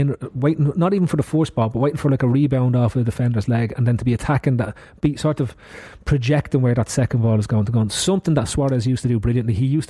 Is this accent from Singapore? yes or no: no; Ireland; As an Irishman